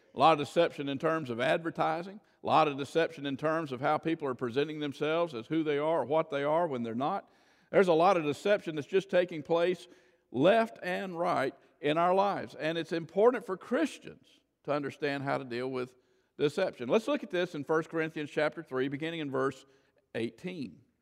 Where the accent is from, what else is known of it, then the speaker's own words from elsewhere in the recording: Florida, United States; I grew up in Florida